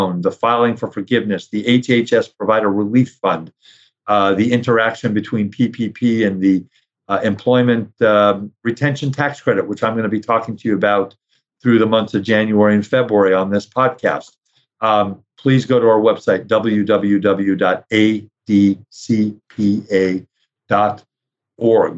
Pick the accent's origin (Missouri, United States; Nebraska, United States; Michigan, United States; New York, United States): New York, United States; New York City; I grew up in New York. I grew up in Brooklyn